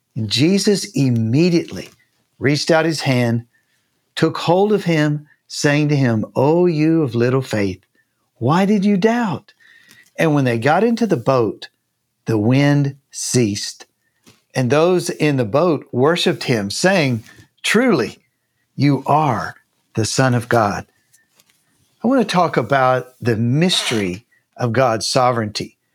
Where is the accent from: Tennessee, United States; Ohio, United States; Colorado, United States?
Tennessee, United States; moved away as an adult; also born or lived in Canada / Japan; now in Columbus, Texas, United States; I'm from Tennessee.